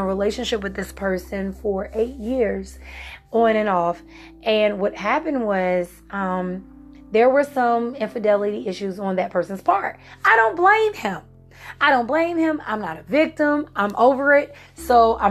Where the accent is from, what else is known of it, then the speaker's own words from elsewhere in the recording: Virginia, United States; moved away as an adult; now in South Carolina, United States; I'm from Virginia. And so when I moved from Virginia to South Carolina